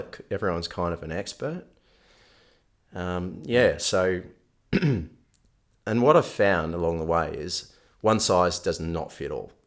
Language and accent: English; Melbourne, Victoria, Australia; moved away as an adult; now in Western Australia, Australia; growing up in Melbourne